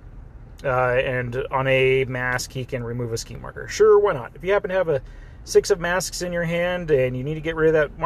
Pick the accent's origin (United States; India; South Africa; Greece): United States; Southern California; I'm from Southern California, where you see a lot of luchador stuff